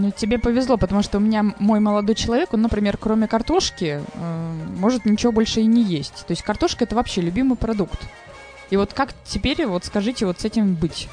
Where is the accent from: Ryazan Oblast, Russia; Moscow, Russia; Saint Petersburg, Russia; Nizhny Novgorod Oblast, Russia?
Saint Petersburg, Russia; я питерская